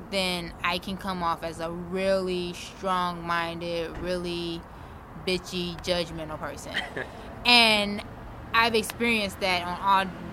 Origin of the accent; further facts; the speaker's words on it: Detroit, Michigan, United States; now in Arizona, United States; I'm from Detroit